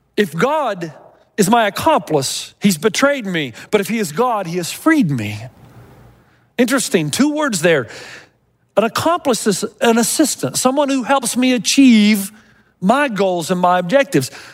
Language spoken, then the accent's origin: English; Tennessee, United States; I was growing up in Tennessee